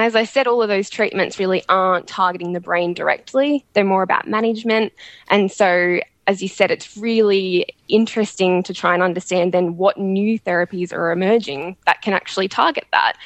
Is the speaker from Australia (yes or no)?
yes; Melbourne, Victoria, Australia; now in Sydney, Australia; I'm originally from Melbourne